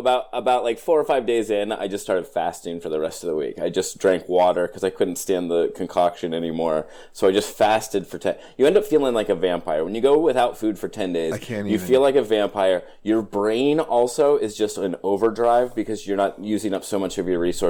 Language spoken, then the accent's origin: English; Pennsylvania, United States; I'm from Pennsylvania